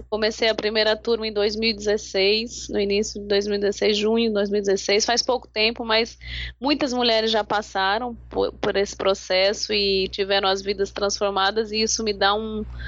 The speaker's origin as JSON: {"language": "Portuguese", "region": "São Paulo", "country": "Brazil", "moved": "as an adult", "lives_now": "Natal, Brazil", "said": "eu sou de São Paulo, uhum. moro em Natal há 20, 20, acho que 23 anos"}